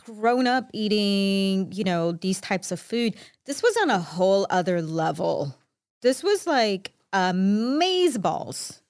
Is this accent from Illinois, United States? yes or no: yes; Chicago, Illinois, United States; I'm Mexican Salvadoran from Chicago